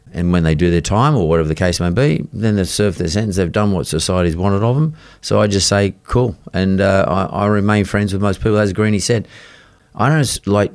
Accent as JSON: {"language": "English", "town": "Sydney", "region": "New South Wales", "country": "Australia", "tie": "born or raised there", "said": "So they moved to Punchbowl, and I was born in Punchbowl."}